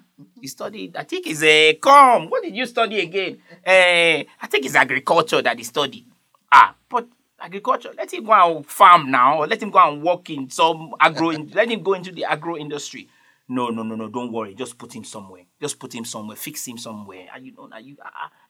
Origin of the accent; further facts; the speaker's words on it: Nigeria; I'm from Nigeria